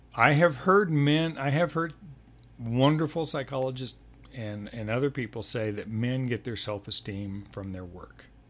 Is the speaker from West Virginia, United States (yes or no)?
no; Denver, Colorado, United States; also born or lived in Texas Panhandle / New Mexico / Sioux Falls, South Dakota / Montana; I grew up in Denver from mm. age eight on